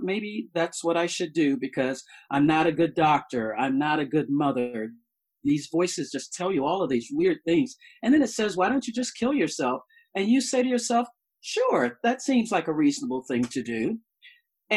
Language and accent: English; the South, United States; I'm from the South